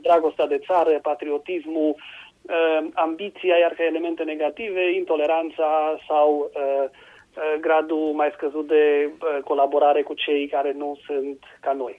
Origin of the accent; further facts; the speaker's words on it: Romania